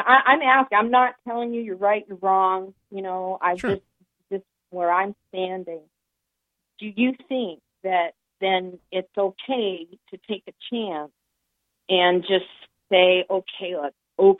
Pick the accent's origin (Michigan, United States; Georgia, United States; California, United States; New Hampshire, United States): New Hampshire, United States; moved away; I'm also from New Hampshire originally.